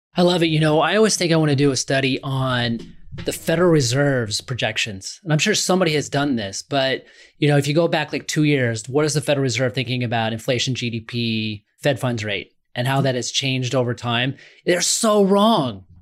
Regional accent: Omaha, Nebraska, United States; I'm from Omaha, Nebraska

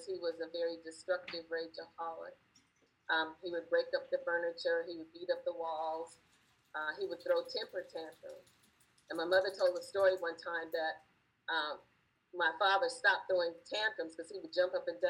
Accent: Los Angeles, California, United States; moved away; also born or lived in Gulf Coast / East Coast; Growing up in Los Angeles, in the time of Sunset Strip and Hollywood and Vine

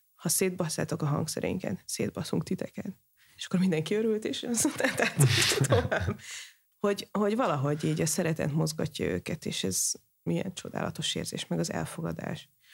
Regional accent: Hungary; magyar vagyok

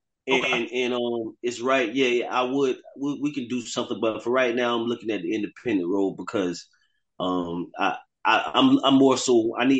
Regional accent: South Florida, United States; my background, I'm my grandfather's Bahamian, and I come from South Florida

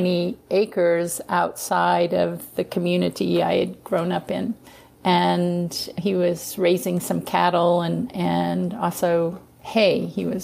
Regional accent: Missouri, United States; As a kid, I grew up in Missouri, in around the Missouri River area

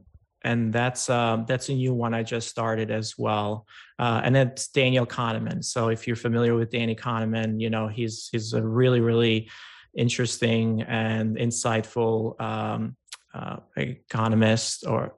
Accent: Albania; and I grew up in Albania, and you know, in a rural farm kind of town.

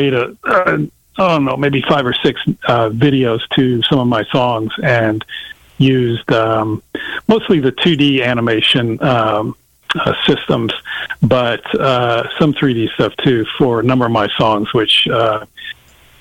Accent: Little Rock, Arkansas, United States; I grew up with in Little Rock

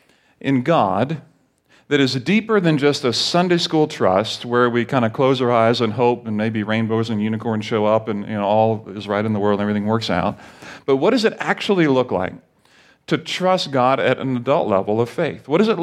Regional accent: Barbados; also born or lived in Grenada; now in United States; like when I grew up in Barbados, I felt some national pride that, you know, hey, I'm a Bayesian or Barbadian, but I'm really not because I'm American. But I was born in Grenada

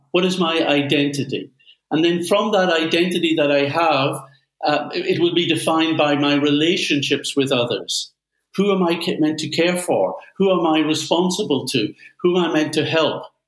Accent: Belfast, Northern Ireland, United Kingdom; my home town of Belfast

